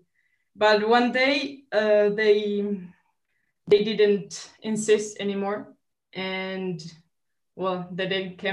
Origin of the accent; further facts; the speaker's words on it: Montevideo, Uruguay; from Montevideo, Uruguay